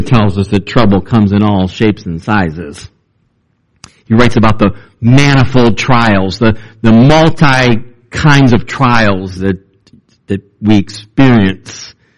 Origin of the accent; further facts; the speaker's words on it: Cleveland, Ohio, United States; when I was a pastor's son growing up in Cleveland, Ohio